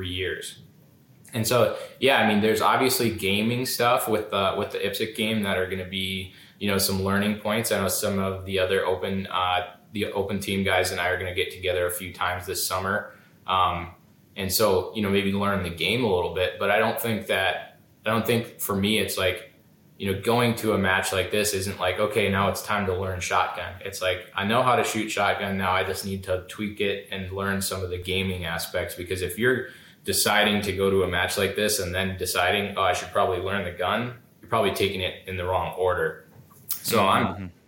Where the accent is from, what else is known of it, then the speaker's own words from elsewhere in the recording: Minnesota, United States; I was born and raised in Minnesota